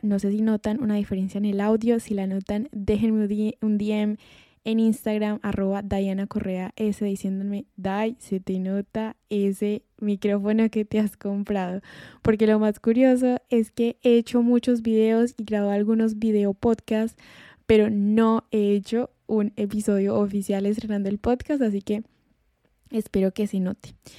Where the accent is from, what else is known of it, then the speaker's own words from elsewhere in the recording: Colombia; moved away as an adult; now in Spain; en mi país, en Colombia